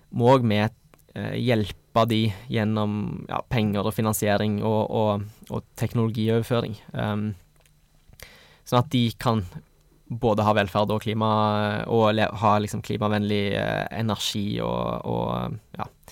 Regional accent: Stavanger, Rogaland, Norway; Jeg kommer fra Stavanger

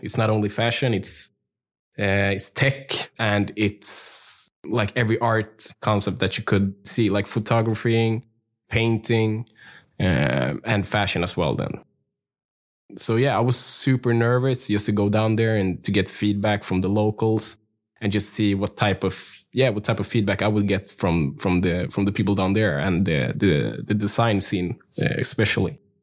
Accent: Sweden; growing up in Sweden, uh, with my heritage from Ethiopia

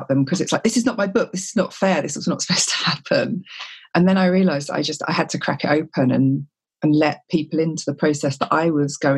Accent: Whitstable, South East England, United Kingdom; my hometown of Whitstable

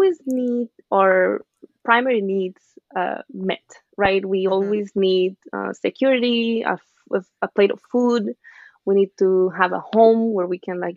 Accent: Venezuela; now in New York City, United States; I grew up in Venezuela.

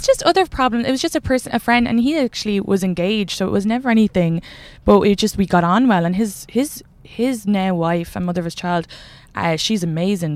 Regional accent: Kildare, Leinster, Ireland; I'm from Kildare

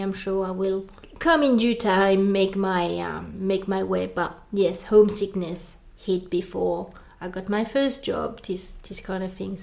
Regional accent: France; accent: French; English is a second language; moved away as an adult; now in Australia; I come from France

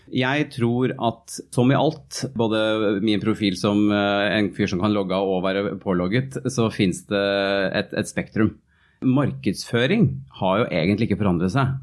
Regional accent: Norway; moved away as an adult

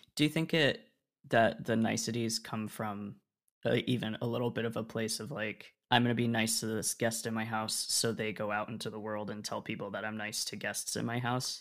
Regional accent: Oregon, United States; moved away as an adult; also born or lived in Rhode Island / Illinois; we moved from Rhode Island to Oregon when I was four or five? And then I spent the rest of my childhood in the same spot

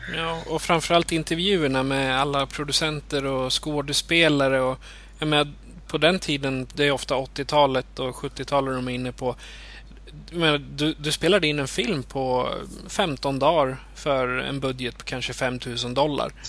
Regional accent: Eskilstuna, Södermanland, Sweden; jag är född och uppvuxen i Eskilstuna

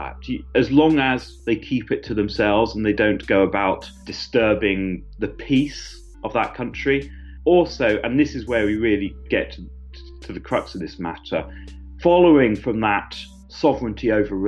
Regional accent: Suffolk, East Anglia, East of England, United Kingdom; growing up in East Anglia, especially in Suffolk

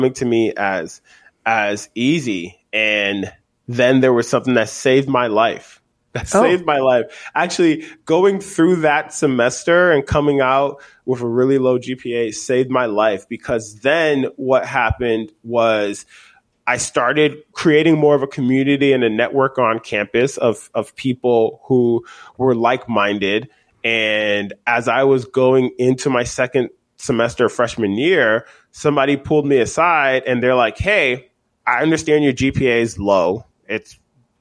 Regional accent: Lowell, Massachusetts, United States; also born or lived in Liberia; I grew up in Lowell, Massachusetts

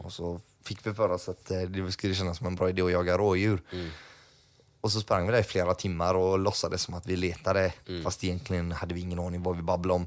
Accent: Gothenburg, Västra Götaland, Sweden; Jag var ju uppvuxen i Eriksbo.

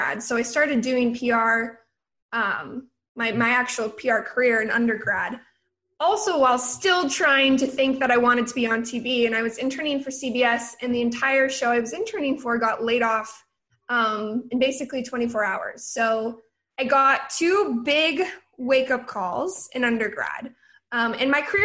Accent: Oregon, United States; So I'm from Oregon. Originally, I went to the University of Oregon

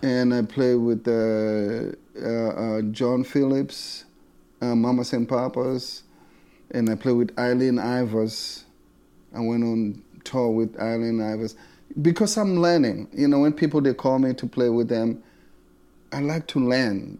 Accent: South Africa; moved away as an adult; now in United States; I was born in South Africa, I would say thirty-three years ago. I left South Africa and I come here another thirty-three years

